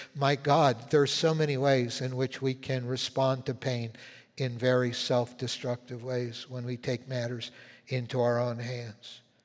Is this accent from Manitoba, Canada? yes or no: yes; Winnipeg, Manitoba, Canada; moved away; I was born in Winnipeg